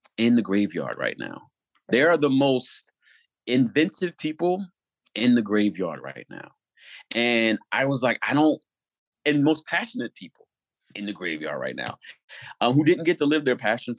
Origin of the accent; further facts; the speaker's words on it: Newark, New Jersey, United States; also born or lived in Harlem, New York; now in New York, United States; I am from Newark, New Jersey, but I have been living in Harlem for well over a decade.